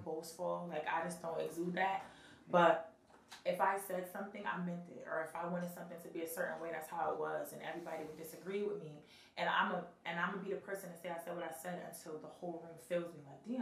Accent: Bridgeport, Connecticut, United States; I'm really from Bridgeport

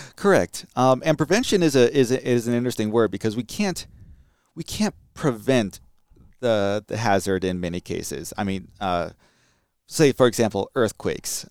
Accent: California, United States; moved away; I'm from California.

